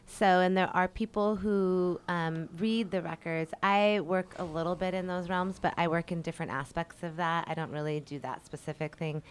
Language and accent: English; Colorado, United States; moved away as an adult; now in Hawaii, United States; Colorado. That's actually my hometown.